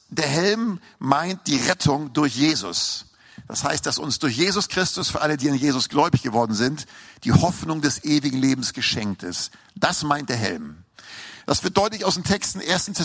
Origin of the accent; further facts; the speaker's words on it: Hamburg, Germany; Und ich weiß noch, als ich in eine S-Bahn fuhr in Hamburg, ich bin Hamburger, hört man vielleicht noch raus am Slang, ne?